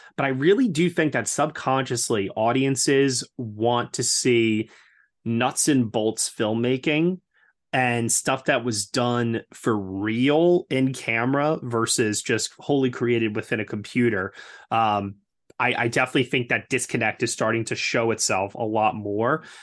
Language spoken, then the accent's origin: English; New York, United States; as a New Yorker